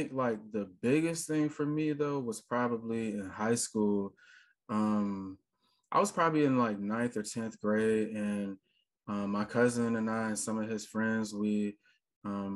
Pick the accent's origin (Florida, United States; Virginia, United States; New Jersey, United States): Virginia, United States; Richmond; now in Atlanta, United States; I'm currently in Atlanta, Georgia. I've been there for the last like 11 years or so. So this is like definitely home at this point, but I'm originally from Richmond, Virginia